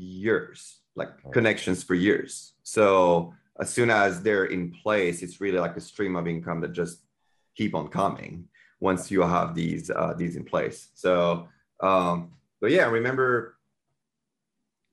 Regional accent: France; English is a second language; moved away as an adult; now in United States; I'm from France and English is not my first language.

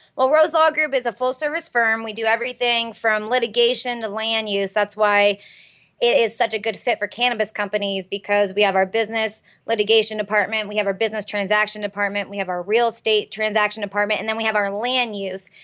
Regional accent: Fairbanks, Alaska, United States; moved away as an adult; now in Arizona, United States; I grew up in Fairbanks, Alaska, and went to law school here in Arizona

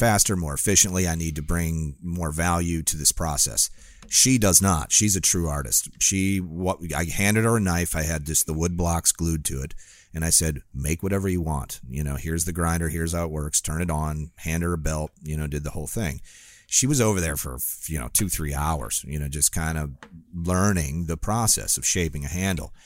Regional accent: Northern Illinois, United States; now in Florida, United States; I grew up in Northern Illinois where, and I had a pond in my backyard

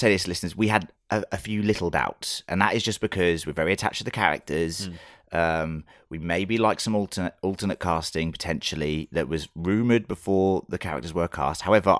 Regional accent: United Kingdom; being British

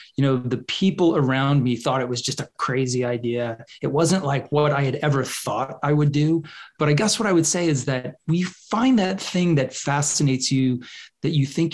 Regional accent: Jacksonville, Florida, United States; moved away as an adult; also born or lived in New York; moved to Jacksonville, Florida when I was about 8 years old

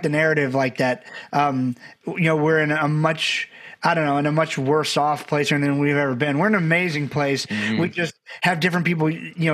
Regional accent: Barbados; I'm from Barbados, had a great family, but we didn't know a lot of people

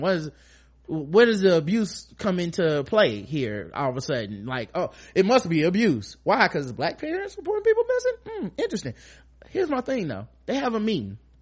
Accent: United States; I'm black. I'm American. I'm African American black

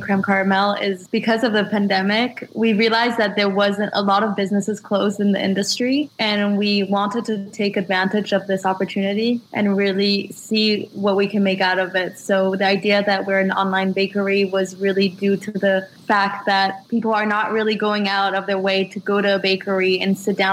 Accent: Israel; moved away as an adult; also born or lived in France; now in New York, United States; I'm originally French, and I grew up in Israel, and I moved to New York to study

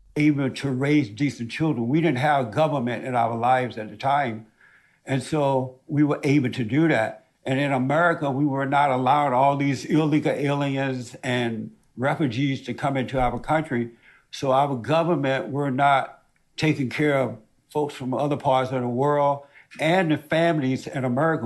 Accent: Alabama, United States; A plantation in Alabama, and we grew up in a little hut house

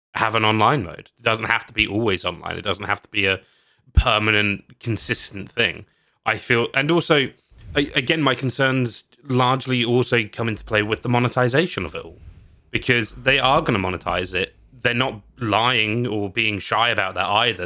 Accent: United Kingdom; I'm British

